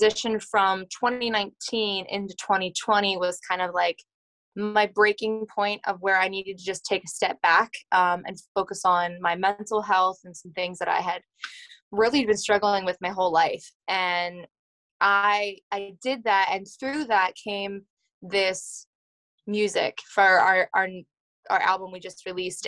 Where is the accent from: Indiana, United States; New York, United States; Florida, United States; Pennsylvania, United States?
Pennsylvania, United States; Lancaster County; I am from Lancaster County, Pennsylvania. It's Amish and Mennonite country in southern Pennsylvania in the United States. And I grew up on a dairy farm